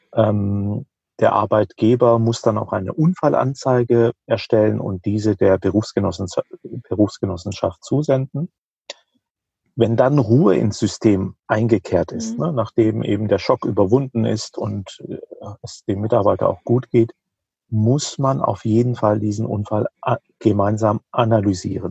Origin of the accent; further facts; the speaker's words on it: Rhineland-Palatinate, Germany; In der Pfalz, wo ich herkomme